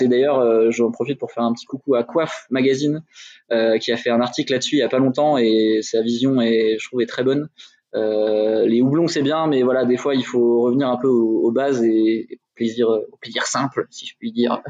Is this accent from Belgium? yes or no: no; Dijon, Bourgogne-Franche-Comté, France; je viens de Dijon